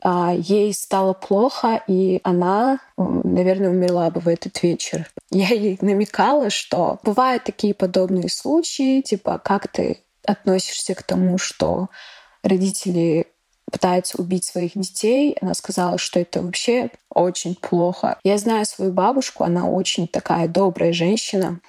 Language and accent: Russian; Ingushetia, Russia; мне 20 лет, я из Ингушетии